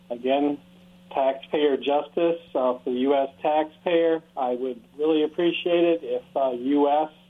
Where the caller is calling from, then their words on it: Richland, United States; Hey, it's … in Richland.